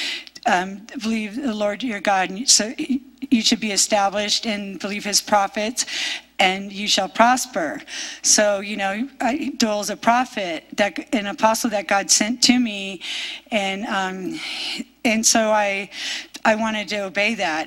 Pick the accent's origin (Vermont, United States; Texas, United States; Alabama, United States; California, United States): California, United States; I'm from California